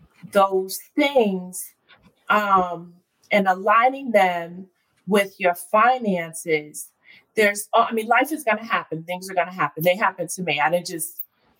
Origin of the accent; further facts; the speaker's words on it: Westchester, New York, United States; also born or lived in White Plains, New York / New Rochelle, New York; So I grew up between, I was born in White Plains. I'm a Westchester girl.